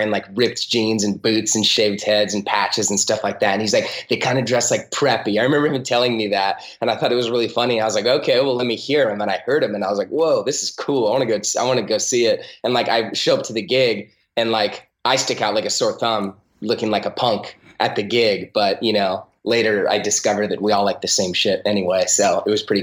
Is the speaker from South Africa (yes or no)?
no; Huntington Beach, California, United States; also born or lived in San Pedro, California; my parents moved down to Huntington Beach here, and then I grew up. So it's definitely the only place that I like truly, truly identify